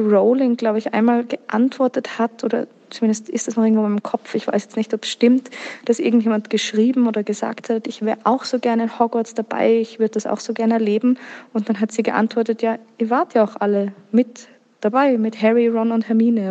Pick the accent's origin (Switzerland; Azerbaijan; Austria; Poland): Austria; Vienna; Ich komme ursprünglich aus Wien und bin bis jetzt auch noch dort geblieben